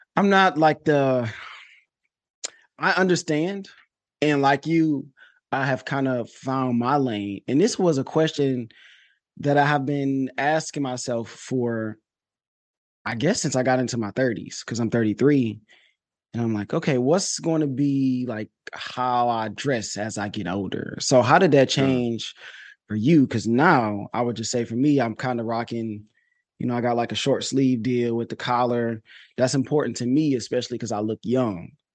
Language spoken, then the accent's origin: English; Detroit, Michigan, United States; I'm from Detroit